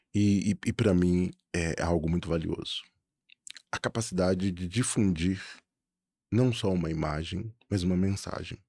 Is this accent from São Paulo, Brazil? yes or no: no; Belo Horizonte, Minas Gerais, Brazil; eu sou de Belo Horizonte